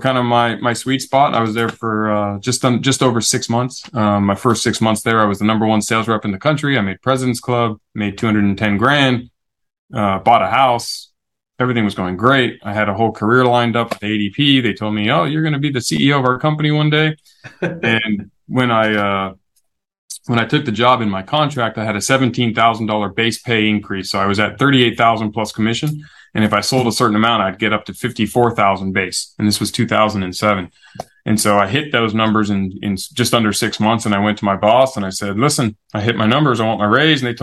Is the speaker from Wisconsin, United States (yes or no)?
no; San Diego, California, United States; born and raised San Diego. First American born in my family